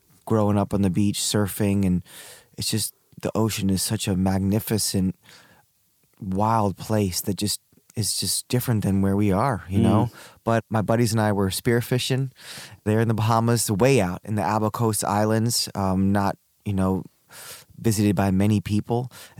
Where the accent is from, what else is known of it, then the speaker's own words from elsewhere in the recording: Hong Kong; born there; I was born in Hong Kong, but before that, my parents lived in Peru.